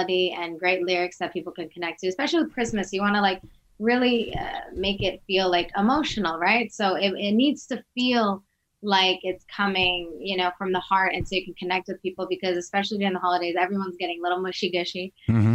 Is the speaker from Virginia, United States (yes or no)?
yes; Virginia, United States; also born or lived in Wisconsin; Originally Albania, but, you know, I grew up in Virginia